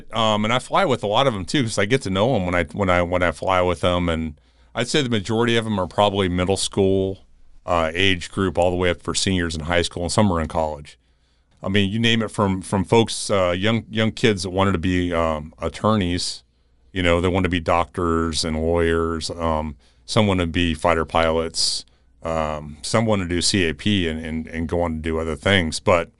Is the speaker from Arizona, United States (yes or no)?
yes; Tucson, Arizona, United States; also born or lived in Phoenix; growing up in Tucson and later in Phoenix area